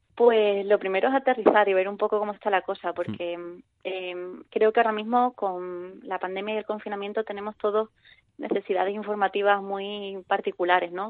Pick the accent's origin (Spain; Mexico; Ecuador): Spain; Cádiz, Andalusia; now in Madrid, Spain; estoy en Madrid, pero soy de Cádiz